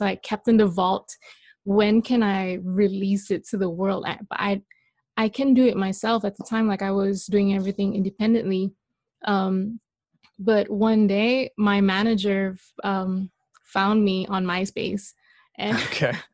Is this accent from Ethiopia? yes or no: no; Malaysia; now in Los Angeles, United States; I am Malaysian.